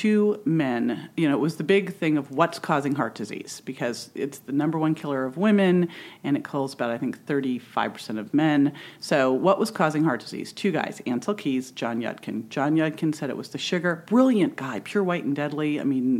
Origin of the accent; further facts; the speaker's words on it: Berkeley, California, United States; also born or lived in San Francisco; I was born in San Francisco. I grew up in Berkeley